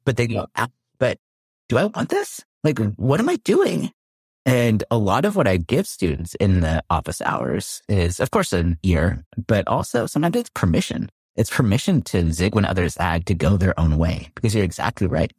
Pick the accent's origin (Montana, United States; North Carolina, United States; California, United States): California, United States; Palo Alto; So I grew up in Palo Alto, California, so heart of Silicon